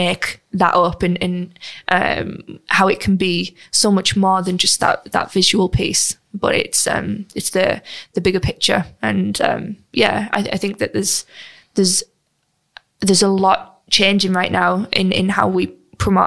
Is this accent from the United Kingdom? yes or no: yes; United Kingdom; We're British.